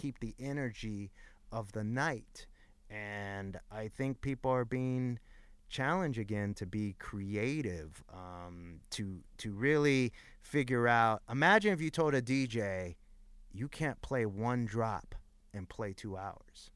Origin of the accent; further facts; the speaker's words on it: Los Angeles, California, United States; At the time that I grew up in East L A, like, in my high school alone, there was fifty D Js.